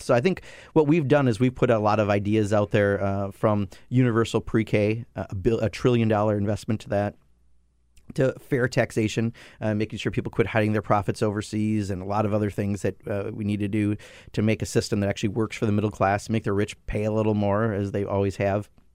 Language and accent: English; Kenosha, Wisconsin, United States; I grew up in Kenosha, Wisconsin, a, a lower middle class family.